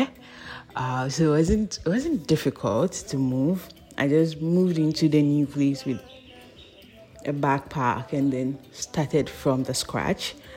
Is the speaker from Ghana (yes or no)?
yes; Ghana; as a Ghanaian girl